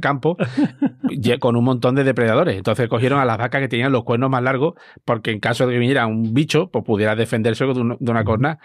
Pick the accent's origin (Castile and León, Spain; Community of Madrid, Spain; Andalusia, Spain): Andalusia, Spain; Almonte; mi pueblo que está en Almonte, en la provincia de Huelva